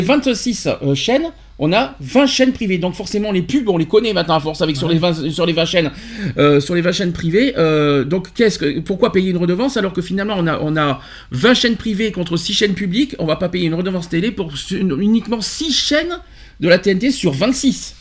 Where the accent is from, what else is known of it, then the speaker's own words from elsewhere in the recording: France; chez nous en France